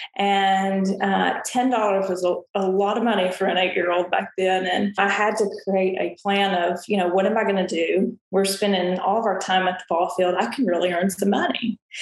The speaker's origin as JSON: {"language": "English", "town": "Murfreesboro", "region": "Tennessee", "country": "United States", "tie": "born or raised there", "said": "Middle Tennessee State University is the largest university um, in the state of Tennessee but it's also in my hometown"}